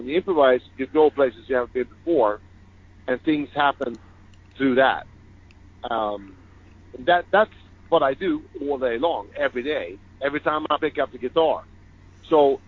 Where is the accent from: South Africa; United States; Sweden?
Sweden; When I grew up in Sweden, I've had bands from the point I was 8 years old